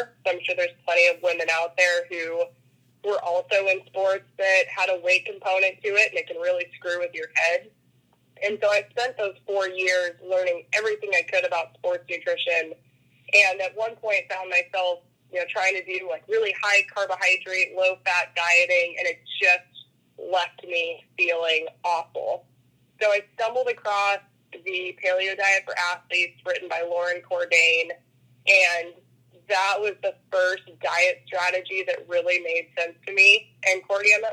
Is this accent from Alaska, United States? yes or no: yes; Bird Creek, Alaska, United States; I was born and raised in Bird Creek, which is about 25 miles south of Anchorage